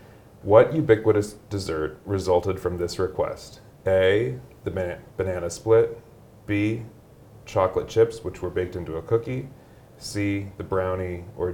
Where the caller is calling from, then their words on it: Chicago, Illinois, United States; given that we're recording from Chicago, I thought we would throw a few Chicago questions at you this morning.